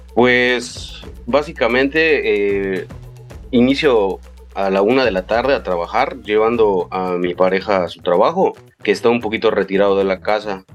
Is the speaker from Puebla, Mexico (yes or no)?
no; Mérida, Yucatán, Mexico; also born or lived in Mexico City; yo nací en la Ciudad de México, pero a los ocho años mi familia se vino a vivir aquí a Mérida, Yucatán, y pues soy aquí yucateco desde entonces